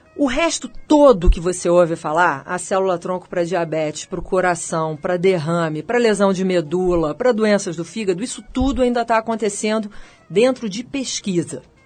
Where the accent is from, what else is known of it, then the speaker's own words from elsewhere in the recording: Rio de Janeiro, Brazil; moved away as an adult; also born or lived in United States; now in São Paulo, Brazil; Eu sou carioca e vim para São Paulo por causa da FAPESP